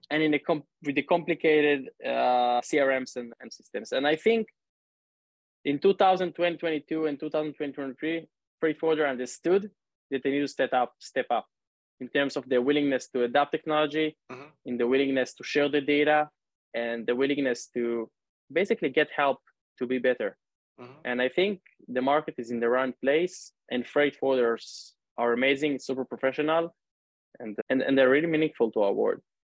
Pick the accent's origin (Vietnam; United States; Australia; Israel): Israel; Northern District; now in Tel Aviv, Israel; I grew up and live in Israel, actually now in Tel Aviv. 30 years old, originally from the north of the country